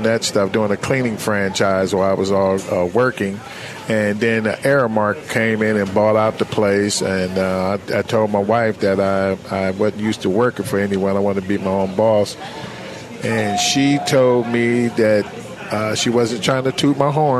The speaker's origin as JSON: {"language": "English", "town": "Chattanooga", "region": "Tennessee", "country": "United States", "tie": "born or raised there", "also_born_or_lived": "Canton, Ohio", "said": "I came from Canton, Ohio. I moved here, Pro Football Hall of Fame, Canton, Ohio. Moved to Chattanooga"}